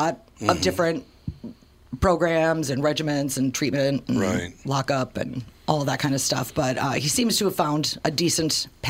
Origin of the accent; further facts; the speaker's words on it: St. Paul, Minnesota, United States; also born or lived in Woodbridge, Virginia; Mostly St. Paul in that side of town. I was born in St. Paul. And then when I was a kid, we moved to Washington, D.C. My dad was working for the Securities Exchange Commission for the government for about 7 years. So we lived down there in Woodbridge, Virginia.